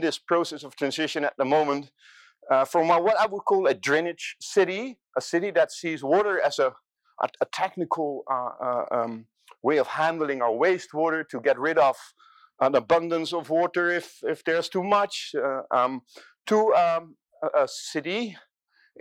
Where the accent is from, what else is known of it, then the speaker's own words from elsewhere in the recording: Rotterdam, South Holland, Netherlands; Now, I'm coming from Rotterdam. This is my city, this is my delta city